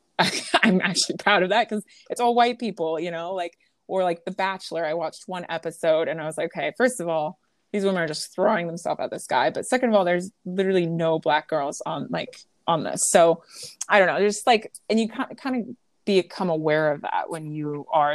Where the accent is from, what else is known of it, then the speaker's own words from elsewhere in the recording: Creston, Iowa, United States; moved away as an adult; also born or lived in Los Angeles, California / Chicago, Illinois / Bermuda; So Southwest Iowa, Creston, Iowa is the name of my hometown.